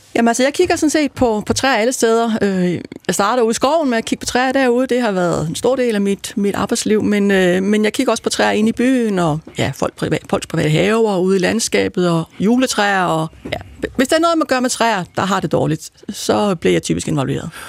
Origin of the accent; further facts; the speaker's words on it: Aarhus, Central Denmark Region, Denmark; now in Copenhagen, Denmark; Jeg kommer oprindeligt fra Jylland, fra Aarhus, men jeg har boet det meste af mit liv i København